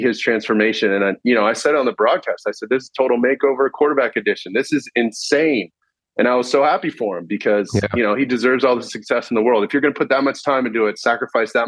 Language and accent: English; Orange County, Southern California, United States; I grew up in Orange County.